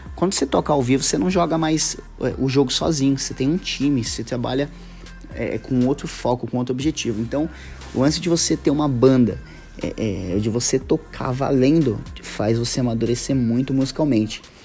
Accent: São Paulo, Brazil; eu sou paulista

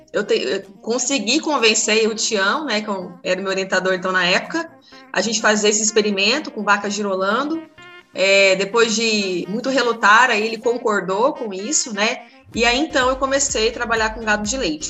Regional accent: Paraná, Brazil; moved away; Eu sou do Paraná

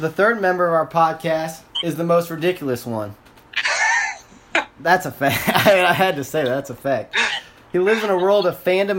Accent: Indiana, United States; we're from Indiana

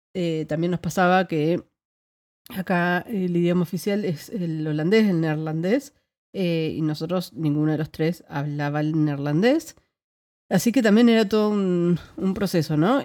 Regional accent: Argentina; moved away as an adult; now in Netherlands; yo no me fui de Argentina, sino que me vine a Países Bajos

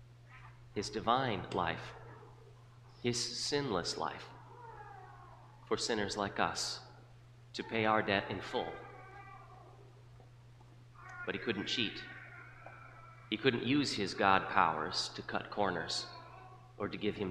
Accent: South Dakota, United States; When I was growing up in South Dakota

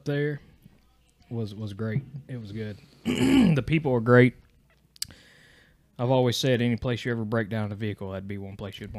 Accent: Eastern Kentucky, United States; I grew up in Eastern Kentucky, which is true. I currently live in Central Kentucky, born and raised Kentucky.

